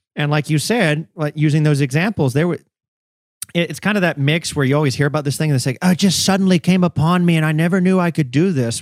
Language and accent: English; the South, United States; I grew up in the South